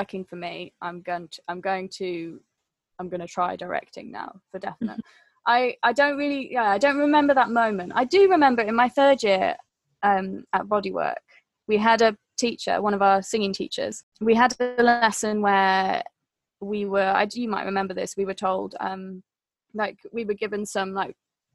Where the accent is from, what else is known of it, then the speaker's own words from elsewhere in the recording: Wales, United Kingdom; I was growing up in Wales